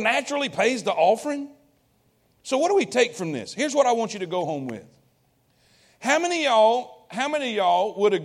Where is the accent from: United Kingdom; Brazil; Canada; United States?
United States; I'm proud to be an American. I'm glad I was born here